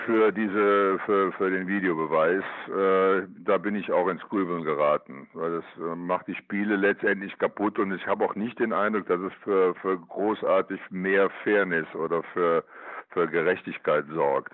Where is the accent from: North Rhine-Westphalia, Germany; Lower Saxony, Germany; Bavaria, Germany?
North Rhine-Westphalia, Germany; Cologne; born or raised there